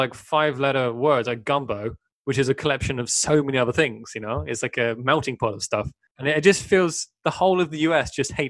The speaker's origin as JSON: {"language": "English", "area": "Cornwall", "region": "South West England", "country": "United Kingdom", "tie": "born or raised there", "moved": "yes", "lives_now": "Sweden", "said": "I was born in Cornwall in the southwest"}